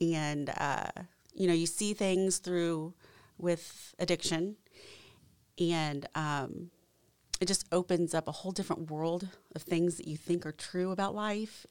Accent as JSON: {"language": "English", "town": "Franklin", "region": "Indiana", "country": "United States", "tie": "born or raised there", "also_born_or_lived": "South Korea", "said": "growing up in Franklin"}